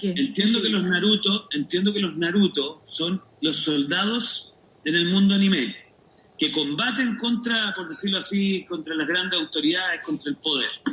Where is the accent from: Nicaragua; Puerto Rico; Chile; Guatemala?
Chile; todos los chilenos que hemos aportado